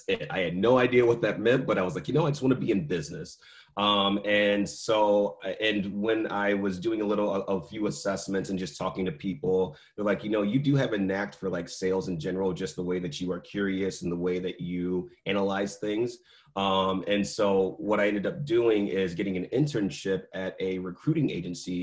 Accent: Dixon, Illinois, United States; also born or lived in Glendale Heights, Illinois; I was born and raised in a very small rural town about 100 miles west of Chicago called Dixon

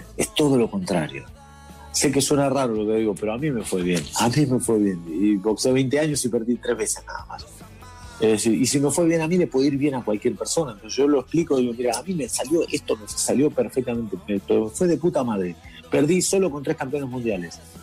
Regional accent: Argentina; now in Madrid, Spain; soy conocido como Argentina

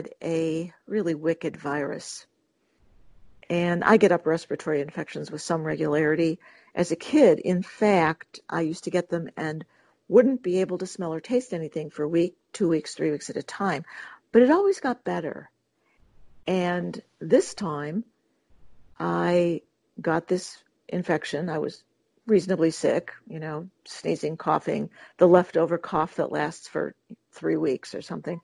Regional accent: Detroit, Michigan, United States; I was born in Detroit, Michigan, and moved to the suburbs when I was 11

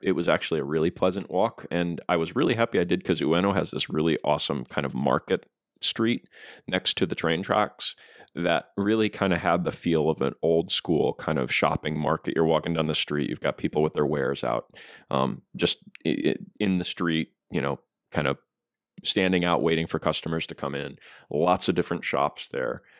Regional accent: United States; as an American

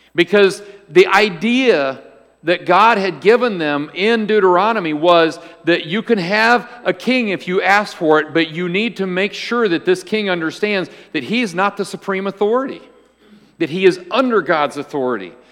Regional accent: United States; as an American

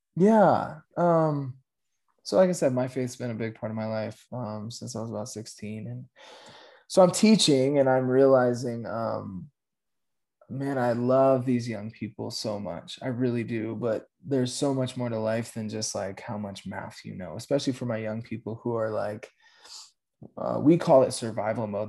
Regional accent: Aurora, Colorado, United States; born and raised in Aurora, Colorado.

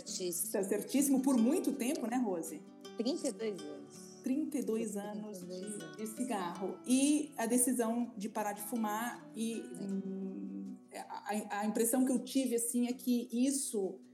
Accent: São Paulo, Brazil; Sim, sou de São Paulo.

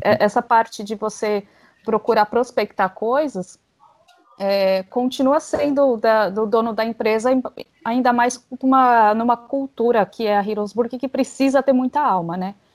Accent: São Paulo, Brazil; eu sou de São Paulo

